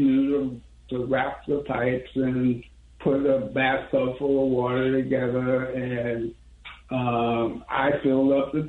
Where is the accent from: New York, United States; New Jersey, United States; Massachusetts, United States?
Massachusetts, United States; Boston; moved away as an adult; now in Houston, United States; prior to my moving to Houston, I was from Boston, Massachusetts.